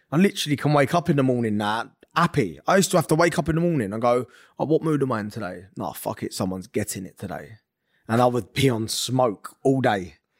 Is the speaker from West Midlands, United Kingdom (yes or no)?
no; London, United Kingdom; moved away; also born or lived in Essex; I'm from North London. We moved to Essex.